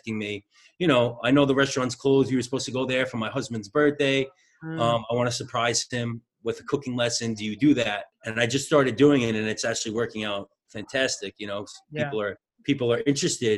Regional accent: New York, United States; accent: New York; I'm from New York originally, so that's that, like, New York accent.

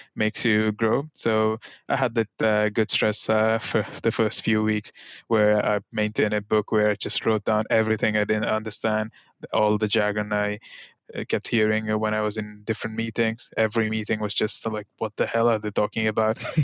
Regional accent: India; moved away as an adult; also born or lived in Delft, Netherlands; now in Eindhoven, Netherlands; born and raised in India, uh, I moved to Netherlands at the age of, uh, twenty

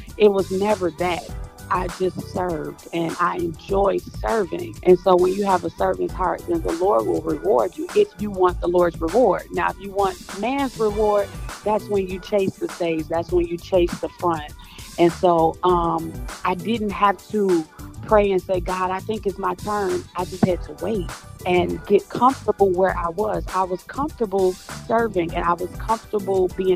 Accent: Chicago, Illinois, United States; I am from Chicago, Illinois. I am a PK. Let's start there. My father is a pastor, Pastor Carl Harris, here in Chicago. I grew up just in the church

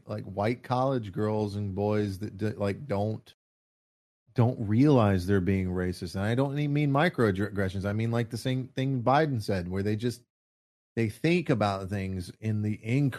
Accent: California, United States; born there; Yeah, but I was born in California.

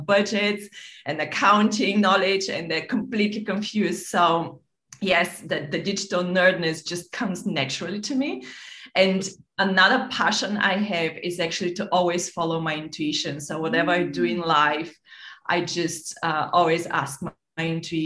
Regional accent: Bulgaria; moved away as an adult; also born or lived in London / Monaco / Nice; I grew up in Bulgaria.

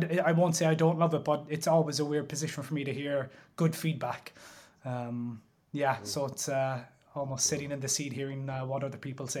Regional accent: Limerick, Munster, Ireland; So I grew up in Limerick City, in north side of Limerick City, an area called Moyross, and grew up with my mother and my sister.

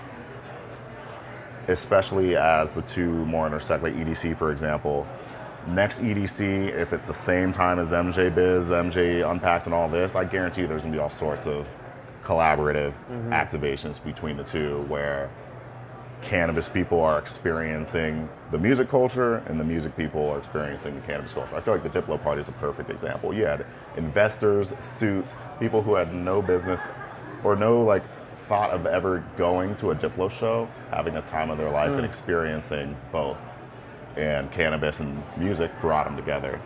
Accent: Cincinnati, Ohio, United States; moved away; also born or lived in New York / Caribbean (ancestry); I'm from Cincinnati. I'm Caribbean, like, background-wise. I've lived in New York

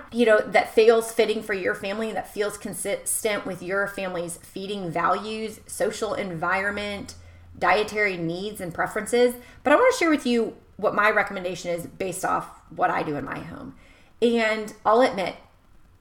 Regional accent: United States; someone who's born and raised in America

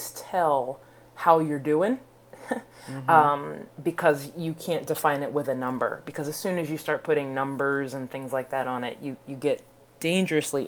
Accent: United States; We're all Americans

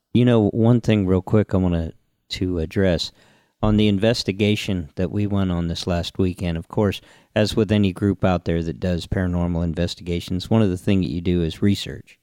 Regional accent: Homestead, Florida, United States; growing up in Homestead

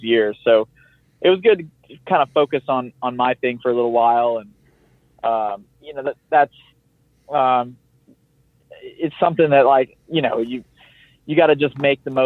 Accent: the South, United States; I am from the South

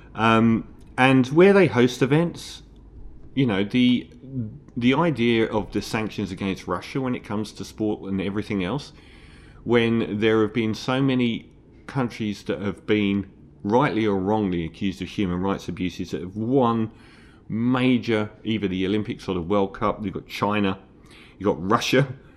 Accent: London, United Kingdom; I'm from East Ham

